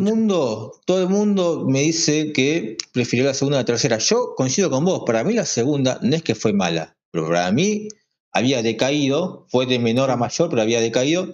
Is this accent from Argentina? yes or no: yes; Berazategui, Buenos Aires Province, Argentina; nací en y moriré en Brasategui